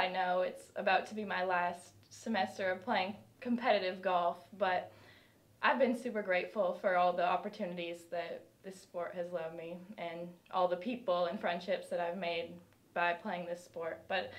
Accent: Canada; moved away as an adult; now in United States; I'm from Canada, mm-hmm.

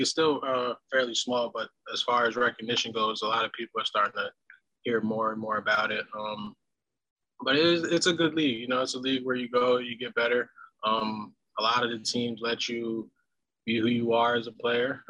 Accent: New Jersey, United States; also born or lived in St. John's, Newfoundland; Growing up in Jersey

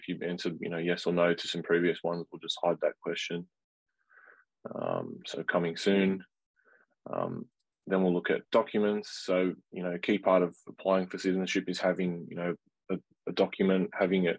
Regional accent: Australia; I was born in Australia.

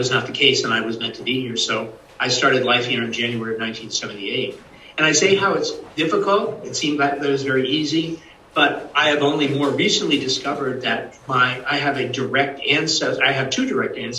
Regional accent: New England, United States; growing up in New England, it's history everywhere you go.

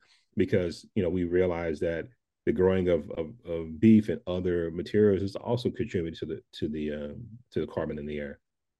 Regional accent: the South, United States; I'm from the South, and we have this thing called Southern hospitality

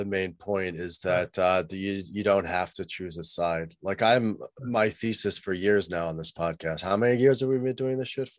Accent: United States; as an American

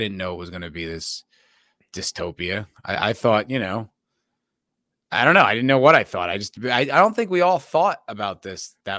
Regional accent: New Jersey, United States; No, I'm from New Jersey, my friend.

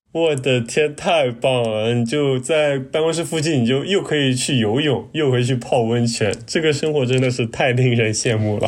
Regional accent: China; 我们中国人

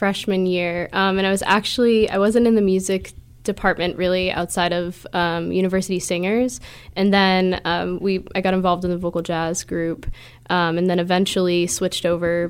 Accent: Falmouth, Massachusetts, United States; moved away as an adult; now in Maine, United States; I'm from Falmouth, Massachusetts. Love Massachusetts.

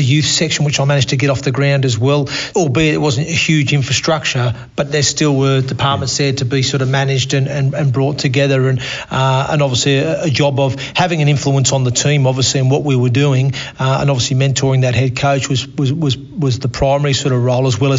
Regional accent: Australia; accent: Australian; moved away as an adult; also born or lived in Torquay, Devon, England / United Kingdom; now in York, United Kingdom; with an Australian accent now as well. Yeah, look, obviously, originally born in Torquay in Devon. Mum and Dad decided at the time when I was 8 to emigrate to Australia.

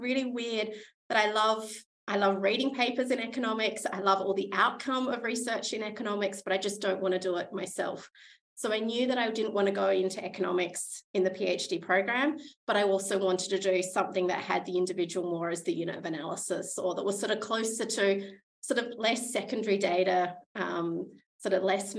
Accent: Adelaide, South Australia, Australia; moved away as an adult; also born or lived in Stockholm, Sweden / Jönköping, Sweden; now in Brisbane, Australia; I grew up in Adelaide

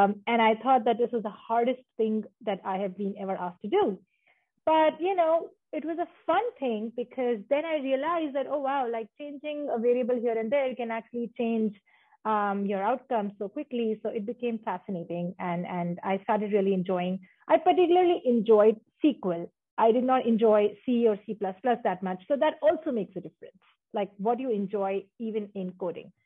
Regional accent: Jabalpur, Madhya Pradesh, India; moved away as an adult; also born or lived in San Francisco Bay Area, United States; now in Seattle, United States; I'm originally from India, born and raised in the central part of India. I come from a very small town called as Jabalpur.

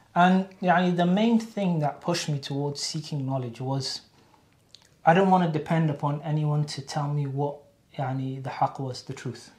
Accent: Cardiff, Wales, United Kingdom; also born or lived in Qassim, Saudi Arabia; from Cardiff, Wales, born and bred in Cardiff

